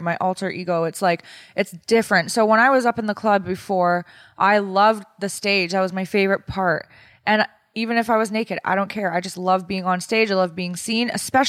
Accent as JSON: {"language": "English", "region": "a border city in Ontario", "country": "Canada", "tie": "born or raised there"}